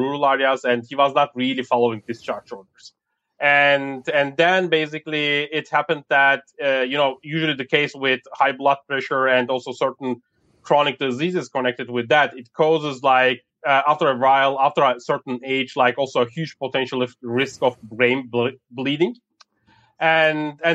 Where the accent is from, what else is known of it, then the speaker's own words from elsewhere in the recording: Germany; I grew up in Germany